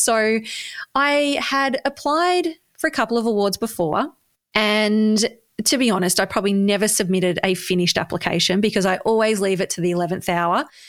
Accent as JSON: {"language": "English", "town": "Bendigo", "region": "Victoria", "country": "Australia", "tie": "born or raised there", "said": "You know, I've grown up here."}